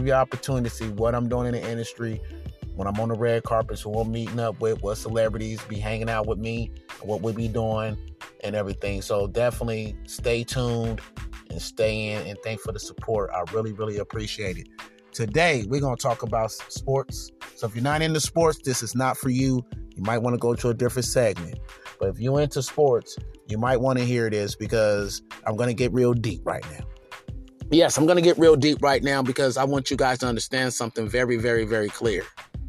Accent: San Diego, California, United States; I'm from San Diego

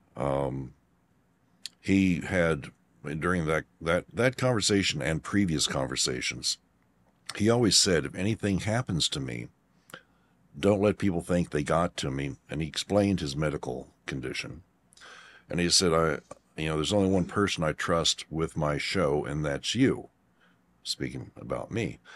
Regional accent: Kentucky, United States; also born or lived in Aurora, Colorado; we moved Kentucky from Aurora, Colorado

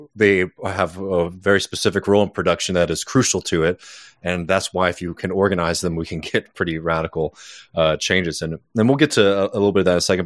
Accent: the South, United States; I grew up poor in the South. I live in a working class neighborhood in my hometown now

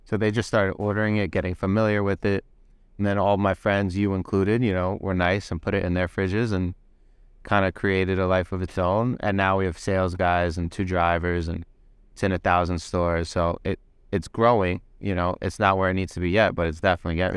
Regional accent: New York City, New York, United States; I'm from Windsor Terrace, Brooklyn

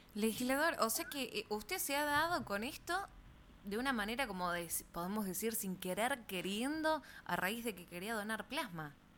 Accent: Tucumán, Argentina; ¿a dónde estamos parados como tucumanos?

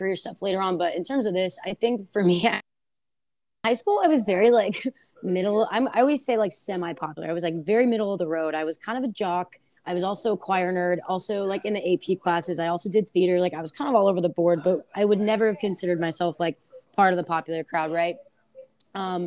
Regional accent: Bay Area, Northern California, United States; moved away as an adult; also born or lived in San Luis Obispo, California / Washington, District of Columbia, United States; now in San Diego, United States; I am from Northern California, kind of around the Bay Area

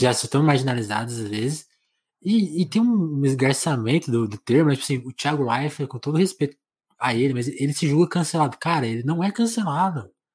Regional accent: Brazil

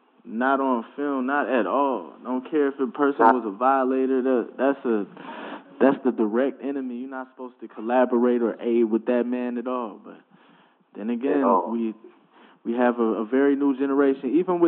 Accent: Ohio, United States; also born or lived in DMV / upstate New York / Texas; it's weird to say I'm from Ohio, because I moved around way too much. I lived in the DMV and upstate New York, Texas a lot of the time. I went to school down there

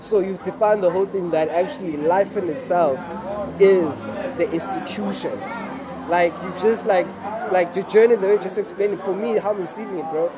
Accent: Cape Town, Western Cape, South Africa; Then I grew up here in Cape Town.

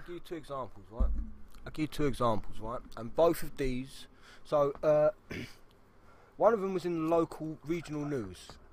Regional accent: London, United Kingdom; moved away; I'm from South East London

